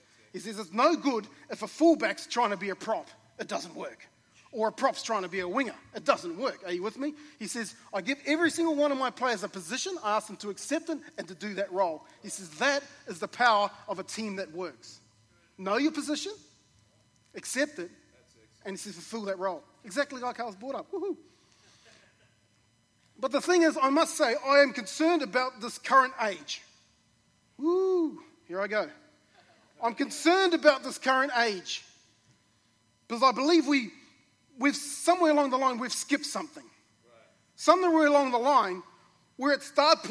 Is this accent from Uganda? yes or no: no; New Zealand; I grew up in New Zealand in a community of a small rural community.